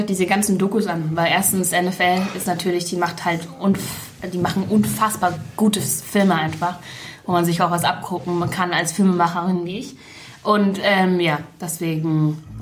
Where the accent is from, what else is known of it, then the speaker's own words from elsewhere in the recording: Munich, Bavaria, Germany; ich bin in München aufgewachsen